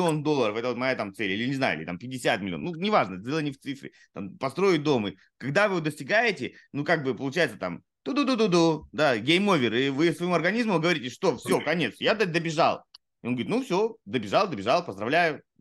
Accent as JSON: {"language": "Russian", "town": "Saratov", "region": "Saratov Oblast", "country": "Russia", "said": "Я, сам, я сам из Саратова, если что."}